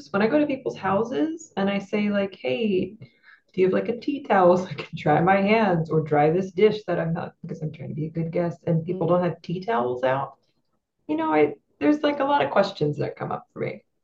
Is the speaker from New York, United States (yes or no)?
no; New Jersey, United States; now in Pennsylvania, United States; I am an LPC from Pennsylvania. That's licensed professional counselor. I'm a transplant from South Jersey.